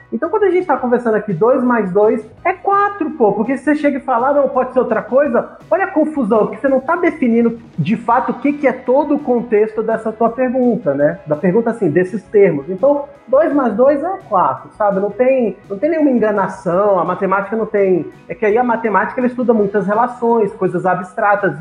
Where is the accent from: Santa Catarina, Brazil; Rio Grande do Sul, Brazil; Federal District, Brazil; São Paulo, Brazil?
Federal District, Brazil; Brasília; moved away as an adult; Eu sou de Brasília